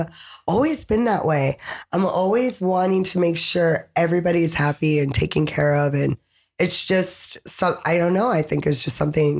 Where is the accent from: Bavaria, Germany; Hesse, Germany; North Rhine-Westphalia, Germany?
Hesse, Germany; Frankfurt; born there; I was born in Frankfurt, Germany at the army base.